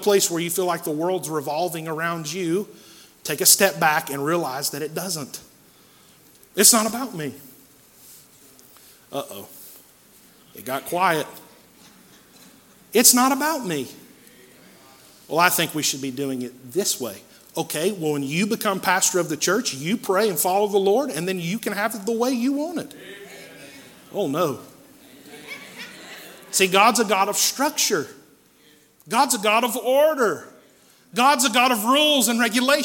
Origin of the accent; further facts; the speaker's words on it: Asheville, North Carolina, United States; When I was a kid, I grew up here in West Asheville on Clinton Avenue